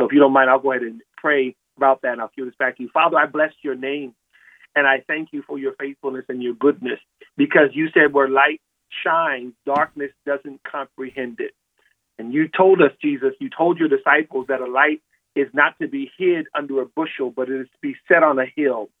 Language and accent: English; California, United States; moved away; I'm from California, I no longer live there now